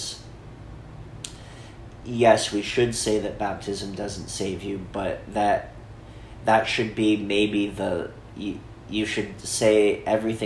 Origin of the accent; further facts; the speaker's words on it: Sandpoint, Idaho, United States; growing up in Sandpoint was the shadow cast by the biggest church in town